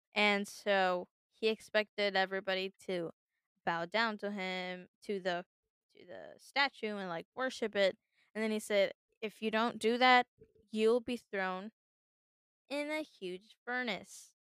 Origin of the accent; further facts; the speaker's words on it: United States; I was born in the United States